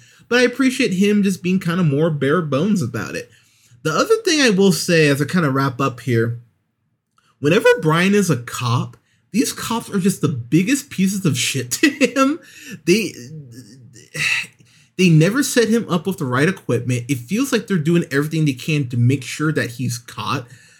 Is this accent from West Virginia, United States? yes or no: no; Pismo Beach, California, United States; I remember growing up in Pismo Beach in California, going to a couple street races right around a year after this movie came out